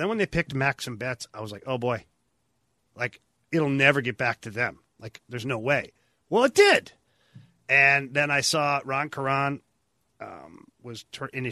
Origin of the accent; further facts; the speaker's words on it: Ottawa, Ontario, Canada; I'm from Ottawa